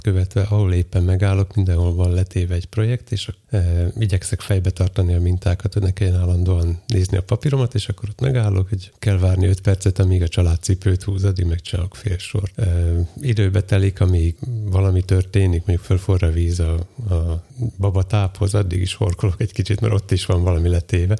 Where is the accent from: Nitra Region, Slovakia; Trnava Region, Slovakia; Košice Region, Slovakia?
Nitra Region, Slovakia; Komárno; a szlovák neve Komáromnak, ahonnan én jövök